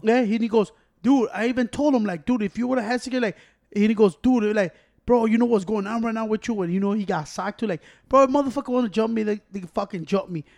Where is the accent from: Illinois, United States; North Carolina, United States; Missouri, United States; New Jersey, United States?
Illinois, United States; Chicago; I'm from Chicago